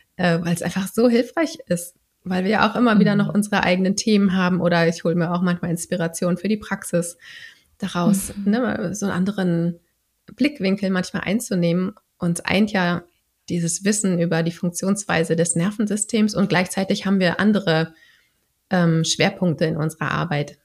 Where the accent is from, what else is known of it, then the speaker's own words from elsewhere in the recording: Berlin, Germany; Ich komme aus Berlin.